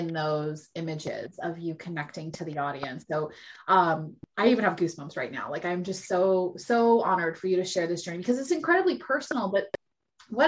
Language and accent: English; Seattle, Washington, United States; I'm from Seattle, I mean, I am one of the most liberal and embracing cities